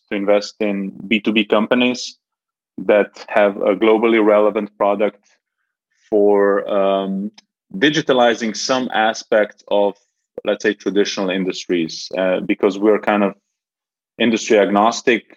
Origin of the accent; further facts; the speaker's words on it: Ljubljana, Slovenia; moved away as an adult; now in Belgrade, Serbia; I'm originally from Slovenia, from Ljubljana, but been living in Belgrade for the past 6 years